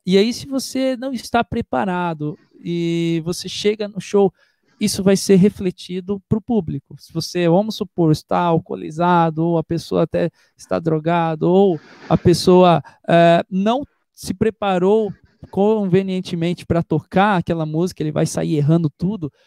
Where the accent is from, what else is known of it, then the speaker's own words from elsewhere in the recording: Itu, São Paulo, Brazil; Eu sou da cidade de Itu